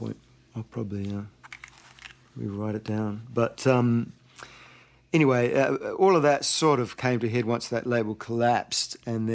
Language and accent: English; Auckland, New Zealand; moved away as an adult; now in Santa Monica, United States; my hometown there and wandering up and down Ponsonby Road